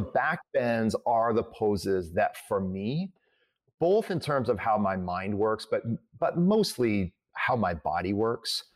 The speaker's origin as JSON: {"language": "English", "region": "Midwest", "country": "United States", "said": "I'm from the Midwest"}